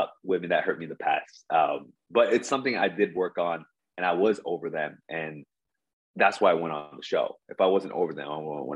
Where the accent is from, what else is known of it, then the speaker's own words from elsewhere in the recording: New Jersey, United States; now in Seoul, South Korea; I'm actually from Jersey, like Mr. Casanova.